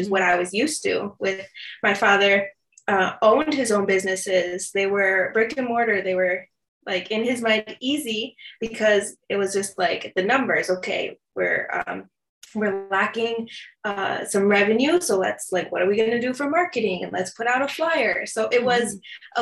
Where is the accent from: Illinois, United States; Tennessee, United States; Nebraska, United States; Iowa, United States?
Illinois, United States; Chicago; i grew up in the south suburbs of chicago